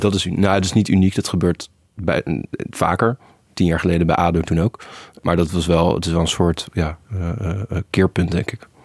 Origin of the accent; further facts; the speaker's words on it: Netherlands; wij doen het zelf wel als Nederlanders